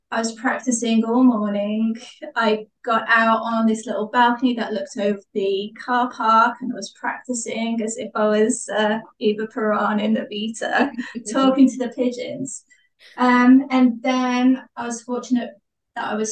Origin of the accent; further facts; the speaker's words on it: Wolverhampton, West Midlands, United Kingdom; I'm from Wolverhampton, which is in the West Midlands in the UK.